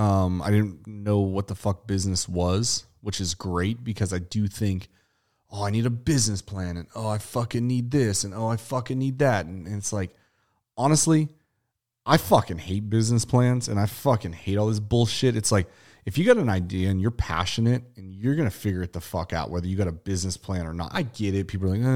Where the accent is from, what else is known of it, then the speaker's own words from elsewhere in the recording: Pittsburgh, Pennsylvania, United States; where I come from Pittsburgh, PA, on the outskirts of Avella, PA